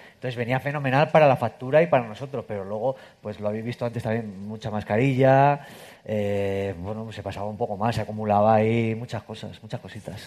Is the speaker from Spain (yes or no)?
yes; Castilla-La Mancha, Spain; yo si soy manchego